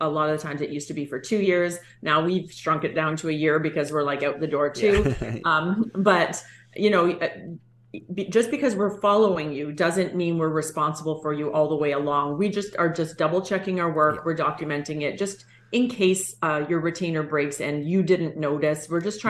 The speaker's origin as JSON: {"language": "English", "country": "Canada", "said": "we're so Canadian"}